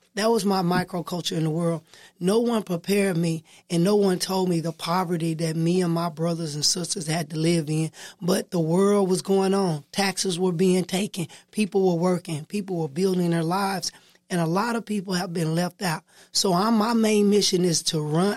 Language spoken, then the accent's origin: English; Texarkana, Texas, United States; I was born in Watley. I grew up in Texarkana. I've been in Texarkana all my life